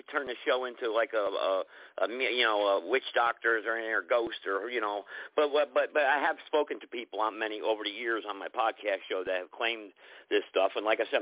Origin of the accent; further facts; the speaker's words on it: New Hampshire, United States; I grew up in New Hampshire, in the mountains up there